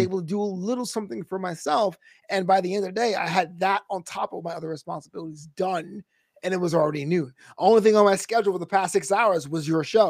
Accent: New York City, New York, United States; I'm a brother from Brooklyn

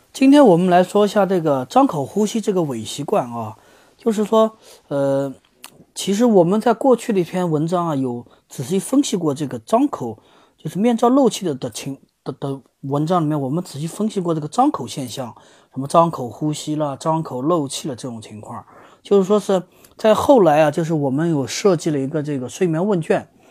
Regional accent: China; 咱们中国

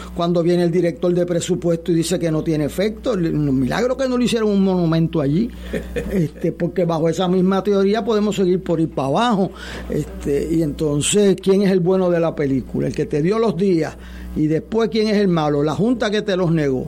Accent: Puerto Rico; como puertorriqueño

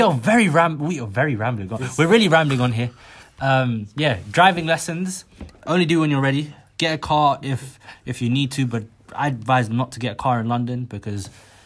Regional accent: Somaliland, Somalia; No, if anyone asks me where I'm from, I say I'm from Somaliland.

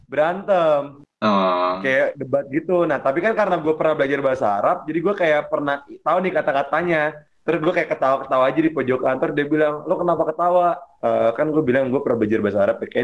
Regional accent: Padang, West Sumatra, Indonesia; karena gue orang Padang ya, tiba-tiba santan semua.

